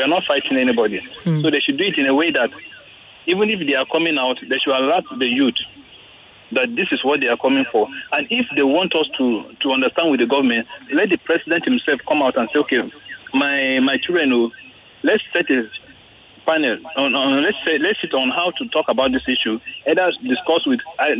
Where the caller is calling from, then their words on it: Lagos, Nigeria; I'm calling from Ikoyi.